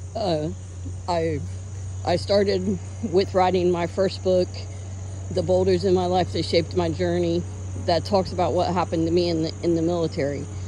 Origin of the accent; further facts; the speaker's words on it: United States; I'm an American